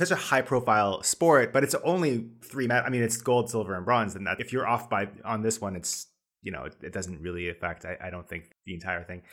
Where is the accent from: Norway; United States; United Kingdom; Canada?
Canada; as a Canadian